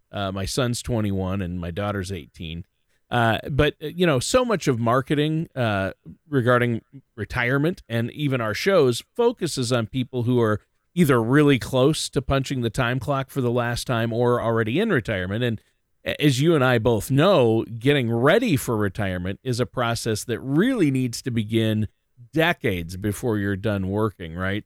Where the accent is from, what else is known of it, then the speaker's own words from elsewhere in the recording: Minnesota, United States; I've been, uh, hunkered down in Minnesota, you know, my home state.